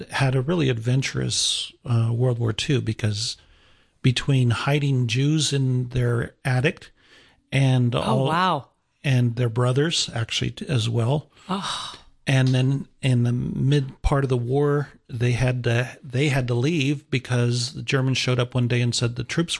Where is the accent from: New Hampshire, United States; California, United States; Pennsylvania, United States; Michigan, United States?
California, United States; Artesia; I actually grew up in the Los Angeles area, a little town called Artesia. Or Cerritos, this Artesia Cerritos.